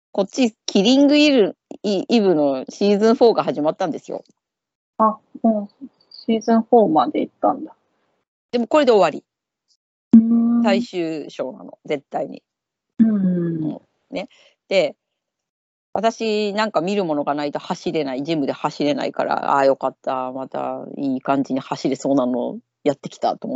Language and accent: Japanese; Tochigi, Japan; now in London, United Kingdom; 私、栃木の出身だけど、